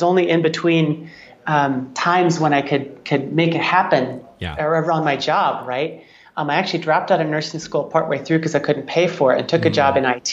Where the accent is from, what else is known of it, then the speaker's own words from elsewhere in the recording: Wisconsin, United States; I grew up in Wisconsin